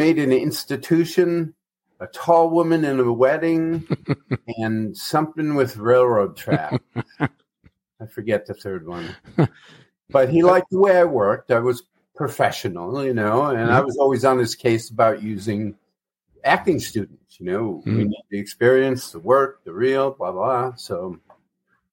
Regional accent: Ferndale, Michigan, United States; Ferndale, Michigan, suburbs north of Detroit

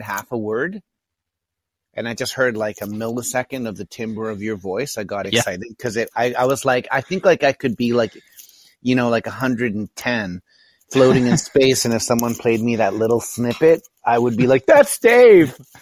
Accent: Thornhill, Ontario, Canada; also born or lived in Chile / Honduras; I grew up mostly in Thornhill, Ontario, just outside of Toronto. I was there from grade two on. I was born in Chile in South America, and I moved to Honduras

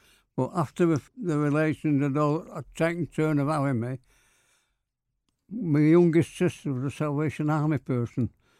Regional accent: Manchester, North West England, United Kingdom; I was born in Hardwick, Emma Street, Hardwick.

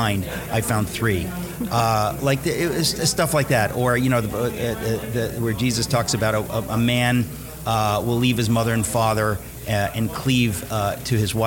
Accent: New York City, New York, United States; I grew up in Queens, New York

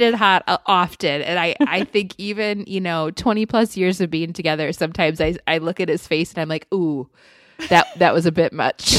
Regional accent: Midwest, United States; now in Arizona, United States; as a Midwesterner

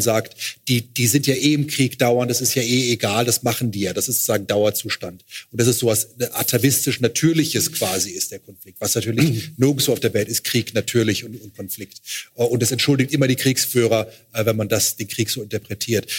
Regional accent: Luxembourg; aus Luxemburg, wo ich herkomme

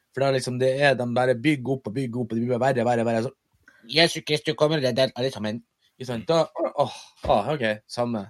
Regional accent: Mo i Rana, Nordland, Norway; moved away; når jeg bodde hjemme på Moa

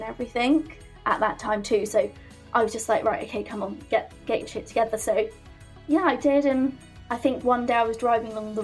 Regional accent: Poole, South West England, United Kingdom; I'm from Poole in Dorset and I'm 24

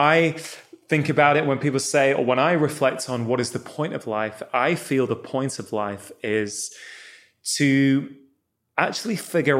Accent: Manchester, North West England, United Kingdom; I was born in Manchester.

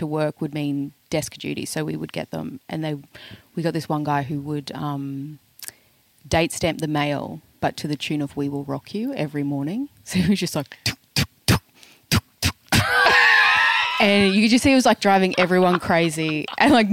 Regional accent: Ipswich, Queensland, Australia; I was from Ipswich

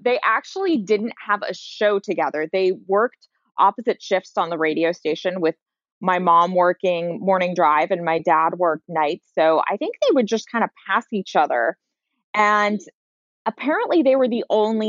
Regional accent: San Francisco, California, United States; I grew up in San Francisco proper.

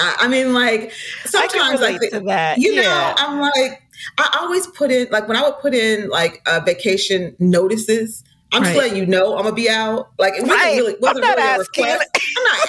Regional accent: St. Paul, Minnesota, United States; I was raised in St. Paul, Minnesota, in the 70s

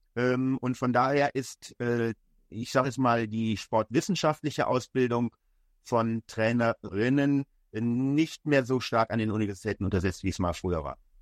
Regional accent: Germany; als Deutscher

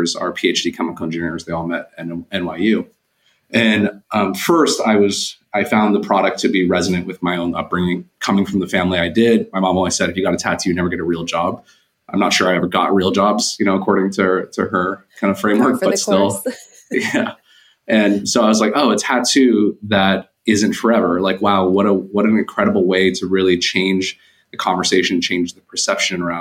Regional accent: Bay Area, Silicon Valley, California, United States; I'm from the Bay Area, Silicon Valley.

